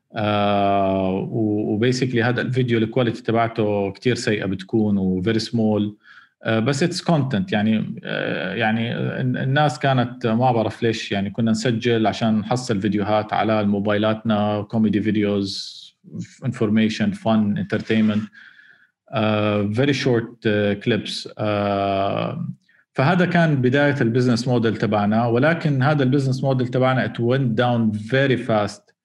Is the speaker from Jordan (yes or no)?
yes; Jordan; احنا كاردنيين